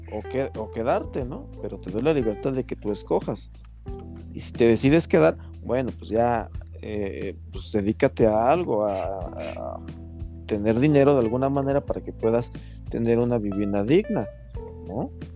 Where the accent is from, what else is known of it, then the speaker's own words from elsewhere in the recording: Mexico; also born or lived in Tláhuac, Mexico City; Como mexicano